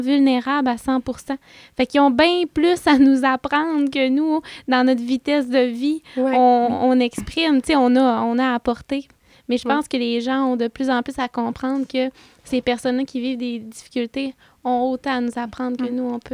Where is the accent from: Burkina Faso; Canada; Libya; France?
Canada; Saint-Prime, Quebec; je viens du lac Saint-Jean. Moi, à la base, je viens de Saint-Prime